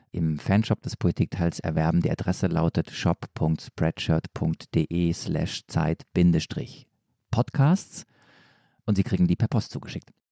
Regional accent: Stuttgart area, Baden-Württemberg, Germany; accent: Swabian; ich komme eigentlich äh, aus Stuttgart oder aus der Nähe von Stuttgart

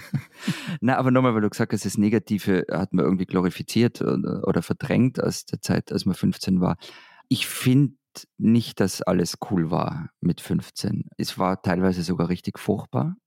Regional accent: Austria; Als Österreicher

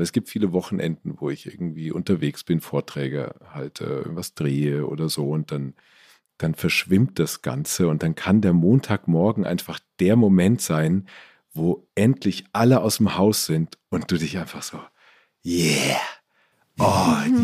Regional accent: Stadtallendorf, Hesse, Germany; also born or lived in Marburg; now in Ammersee, Germany; Wir hatten bei uns in Stadt Allendorf so einen kleinen Dorfladen

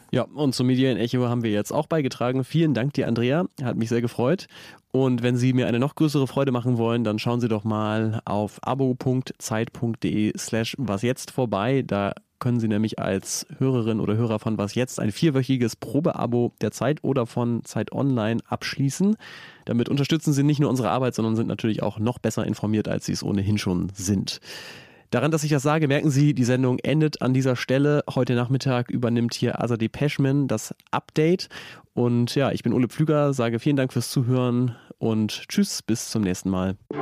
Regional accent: Oldenburg, Lower Saxony, Germany; ich komme aus Oldenburg und ich weiß, da regnet es sehr viel

